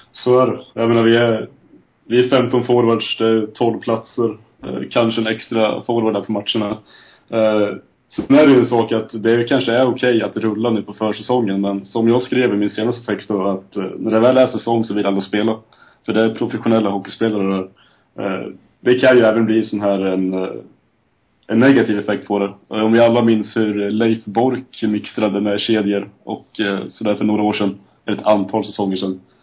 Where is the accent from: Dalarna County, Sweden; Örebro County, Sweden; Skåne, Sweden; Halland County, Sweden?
Örebro County, Sweden; Lindesberg; now in Eksjö, Sweden; 25 år, från Lindesberg, bosatt numera i Eksjö